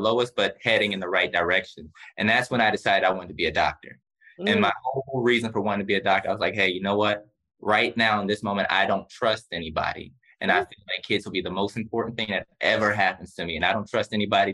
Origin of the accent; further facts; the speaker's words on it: Essex County, New Jersey, United States; also born or lived in Irvington / Orange / East Orange; I'm from New Jersey, raised throughout Essex County